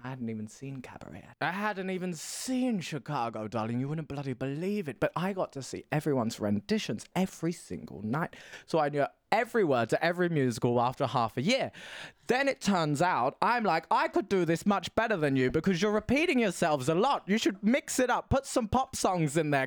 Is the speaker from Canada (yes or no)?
no; Essex, East of England, United Kingdom; moved away as an adult; also born or lived in Stockholm, Sweden; now in Berlin, Germany; I'm from the Essex, the England, the deep, deep south of Tory Britain